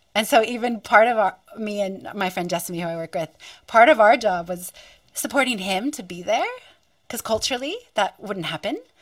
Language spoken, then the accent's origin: English; western Pennsylvania, United States; now in Wollongong, Australia; I grew up on Turtle Island and in western Pennsylvania